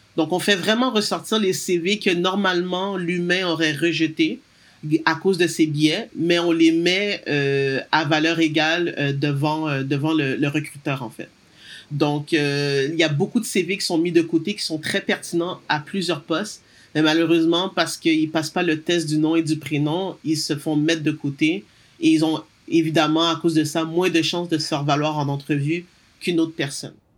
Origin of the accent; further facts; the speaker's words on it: Montreal, Quebec, Canada; also born or lived in United States; moi, je suis née à Montréal euh, de parents d'origine haïtienne. j'ai toujours vécu, travaillé principalement au Québec